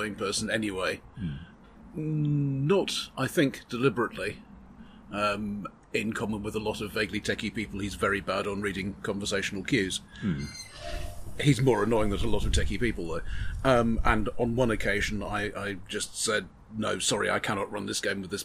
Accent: United Kingdom; Being British

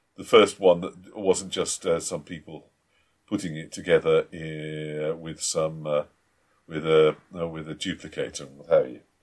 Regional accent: United Kingdom; we, we're British

